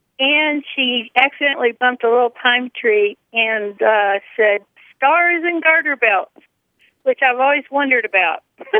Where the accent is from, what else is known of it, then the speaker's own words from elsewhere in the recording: southern Georgia, United States; now in Kemp, United States; When I was a kid, I grew up in southern Georgia, but my mom actually grew up in New England.